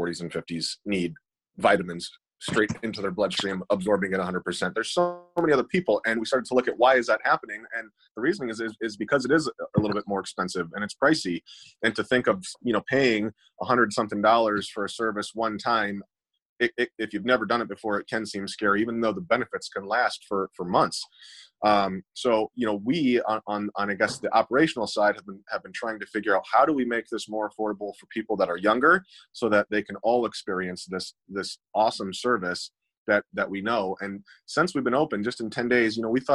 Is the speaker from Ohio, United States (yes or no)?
yes; Toledo, Ohio, United States; we're from here. We're from Toledo